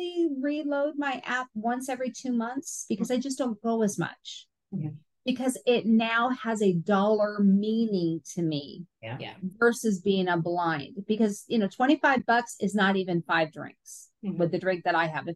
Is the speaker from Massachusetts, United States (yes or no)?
no; Seattle, Washington, United States; moved away; I'm originally from Seattle.